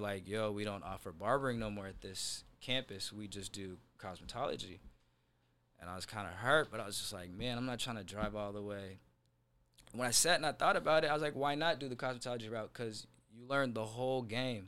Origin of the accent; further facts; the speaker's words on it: Seattle, Washington, United States; I'm from Seattle, uh, specifically South Seattle.